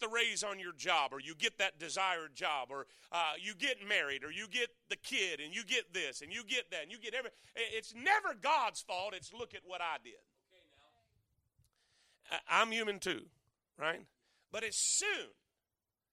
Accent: the Everglades, South Florida, United States; I'm from South Florida. I grew up in the Everglades

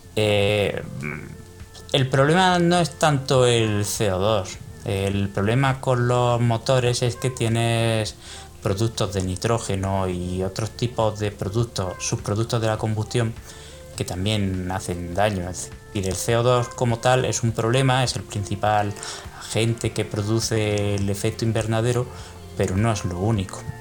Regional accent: Córdoba, Andalusia, Spain; moved away as an adult; also born or lived in Bremen; now in Madrid, Spain; yo nací en Córdoba, eh, estudié hasta los 18 años allí

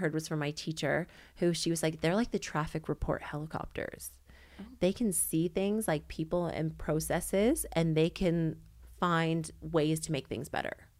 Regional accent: Canada; accent: Canadian; moved away as an adult; now in Sydney, Australia; I'm Canadian, not American

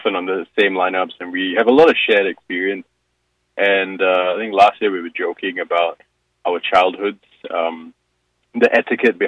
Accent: Singapore; moved away; I grew up in Singapore.

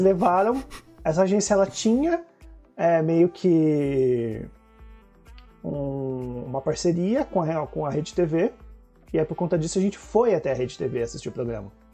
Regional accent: São Caetano do Sul, São Paulo, Brazil; moved away as an adult; now in Mauá, Brazil; na cidade que eu morava, na minha cidade natal, em São Caetano

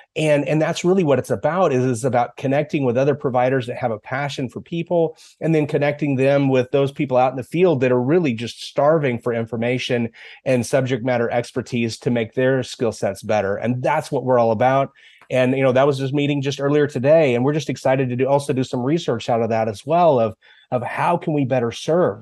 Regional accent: Dodge City, Kansas, United States; also born or lived in Goodland, Kansas / Olathe, Kansas; I grew up in Dodge City, Kansas.

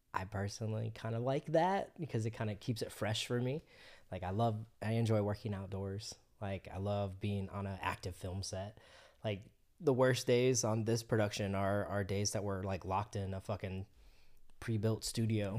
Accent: Florida, United States; moved away as an adult; also born or lived in Colorado; I'm originally from Florida

